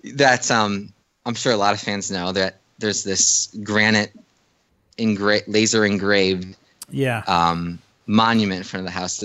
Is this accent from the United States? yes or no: yes; Chicago, Illinois, United States; moved away; I'm from the Chicago area originally